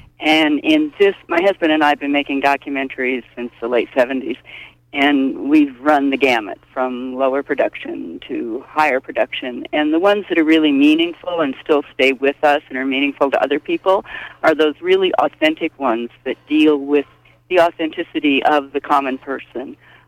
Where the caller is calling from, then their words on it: Sedgwick, United States; Yes, this is … I'm from Sedgwick.